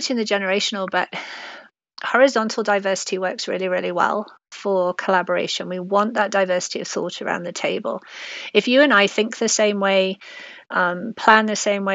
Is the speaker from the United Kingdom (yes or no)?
yes; England, United Kingdom; accent: British; moved away; I grew up in England